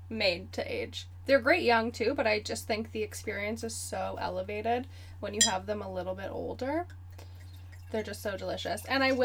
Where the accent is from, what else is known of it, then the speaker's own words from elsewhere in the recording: Canada; Because we're Canadian.